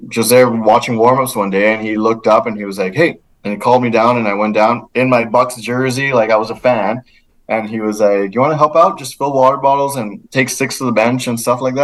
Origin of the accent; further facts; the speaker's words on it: Laredo, Texas, United States; moved away as an adult; my hometown of Laredo